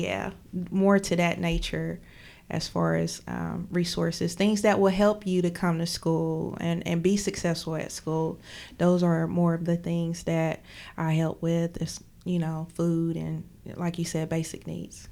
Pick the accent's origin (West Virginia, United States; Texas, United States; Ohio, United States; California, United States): West Virginia, United States; McDowell County; moved away as an adult; now in Charleston, United States; I am from McDowell County